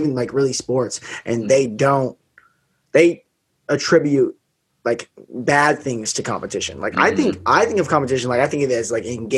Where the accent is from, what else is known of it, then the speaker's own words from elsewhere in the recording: Las Vegas, Nevada, United States; I grew up in Vegas